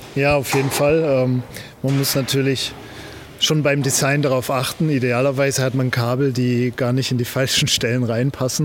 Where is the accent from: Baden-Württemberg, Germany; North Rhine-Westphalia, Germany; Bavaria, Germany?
Baden-Württemberg, Germany; Heilbronn region; wir kommen hier beide aus der Region Heilbronn